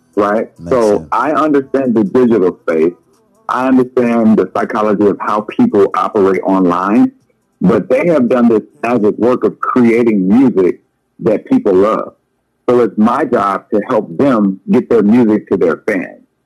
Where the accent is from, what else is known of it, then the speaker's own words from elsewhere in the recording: Leesville, Louisiana, United States; Growing up in Leesville, Louisiana, we didn't have there were no fancy people around us